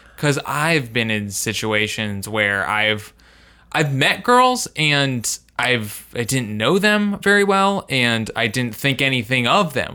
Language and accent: English; Indiana, United States; I'm from Indiana